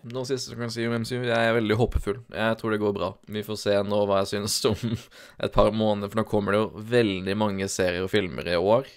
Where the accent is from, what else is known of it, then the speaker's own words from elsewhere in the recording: Grimstad, Agder, Norway; jeg er jo fra Sørlandet, nede på Grimstad